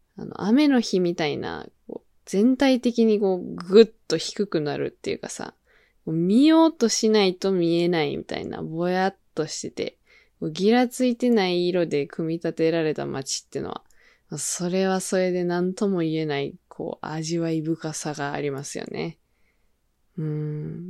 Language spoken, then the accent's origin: Japanese; Kyoto, Japan; 私だったら、京都です